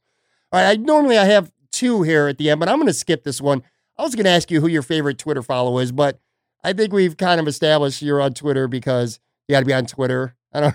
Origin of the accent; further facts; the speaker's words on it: Buffalo, New York, United States; I grew up in Buffalo on the West Side.